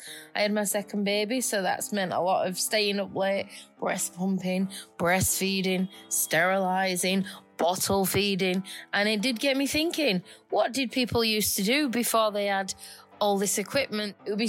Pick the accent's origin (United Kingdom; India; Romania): United Kingdom; Yorkshire and the Humber; I'm from Yorkshire